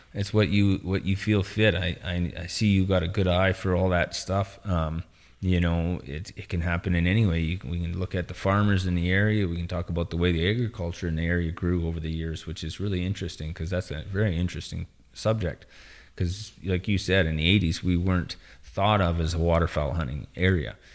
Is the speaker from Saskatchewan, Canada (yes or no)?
yes; northern Saskatchewan, Canada; born and bred in Saskatchewan. It's always been home.